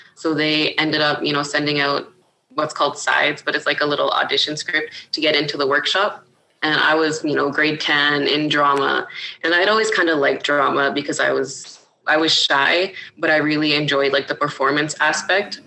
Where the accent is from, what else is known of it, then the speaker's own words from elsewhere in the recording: Iqaluit, Nunavut, Canada; moved away as an adult; also born or lived in Grise Fiord, Nunavut / Pond Inlet, Nunavut / Ottawa, Ontario; now in Ontario, Canada; I grew up in Iqaluit, Nunavut